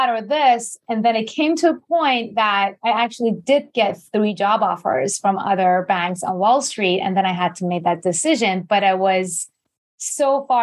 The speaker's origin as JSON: {"language": "English", "country": "Iran", "tie": "born or raised there", "also_born_or_lived": "Japan / New York", "second_language": "English", "moved": "as an adult", "said": "I born and raised in Iran. I was there until I was 18, went to Japan."}